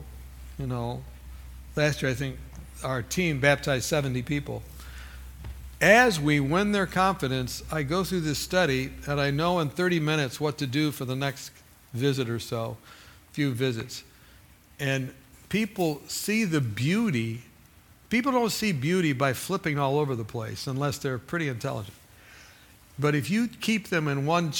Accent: California, United States; I'm from California

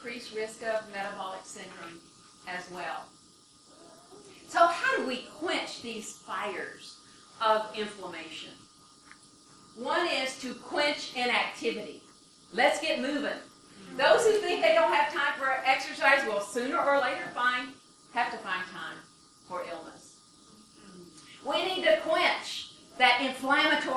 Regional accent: Michigan, United States; I'm from Michigan

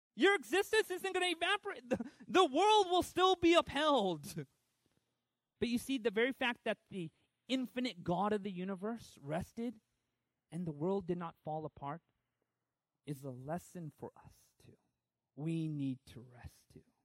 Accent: Southern California, United States; I grew up in Southern California

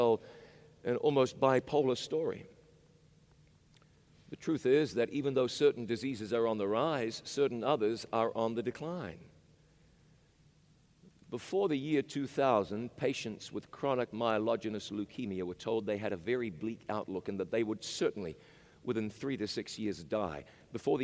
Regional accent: Chattanooga, Tennessee, United States; In Chattanooga, Tennessee, my hometown

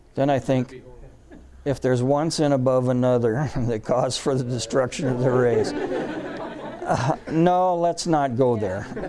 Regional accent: the Northwest, Pacific Northwest, United States; I'm from the Northwest.

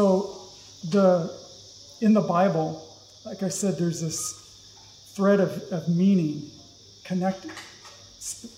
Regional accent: Southern California, United States; moved away; I grew up in Southern California

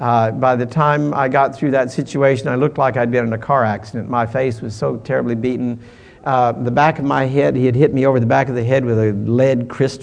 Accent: California, United States; We were down in Florida, and I was from California.

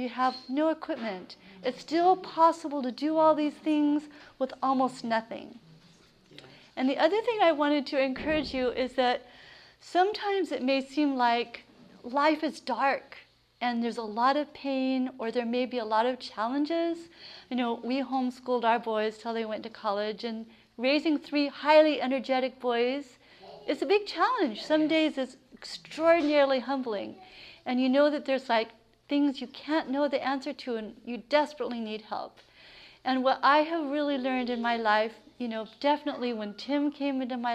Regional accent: Central California, United States; moved away as an adult; now in Maine, United States; I grew up on a farm. I grew up in Central California, and I was a total tomboy

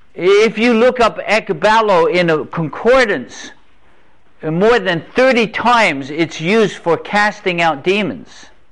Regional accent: England, United Kingdom; moved away; also born or lived in North Carolina; I grew up in England. Grew up in England, a little island off the coast of Europe.

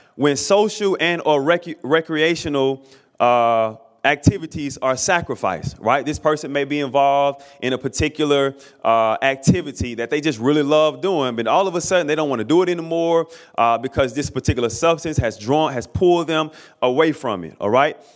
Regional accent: Alabama, United States; I grew up in the state of Alabama, born and raised in Alabama

